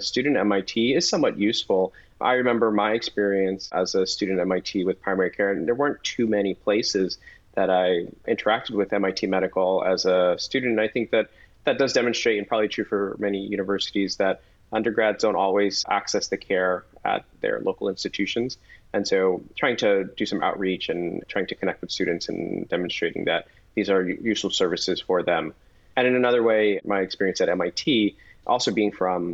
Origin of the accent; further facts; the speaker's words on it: Chelsea, Massachusetts, United States; I'm from Chelsea, Massachusetts.